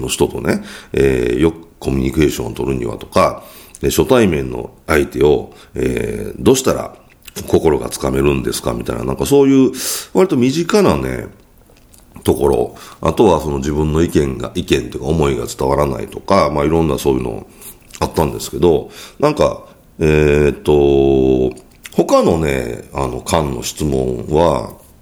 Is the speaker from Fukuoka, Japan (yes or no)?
no; Kyoto, Japan; accent: Kansai dialect; 僕は京都出身なので、関西弁じゃないですか